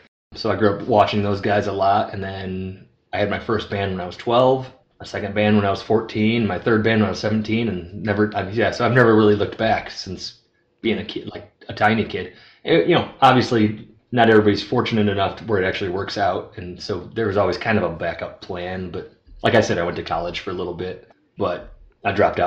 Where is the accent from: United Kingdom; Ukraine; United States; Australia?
United States; Rockford, Illinois; moved away as an adult; also born or lived in Los Angeles, California / Nashville, Tennessee; now in Arizona, United States; I grew up in Rockford, Illinois till I was 18